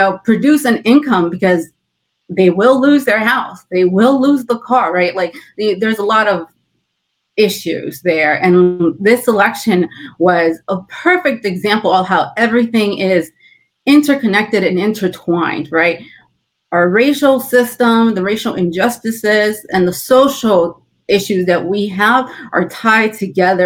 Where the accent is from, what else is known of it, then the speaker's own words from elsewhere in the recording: California, United States; moved away; I'm originally from California, that is where my family is based out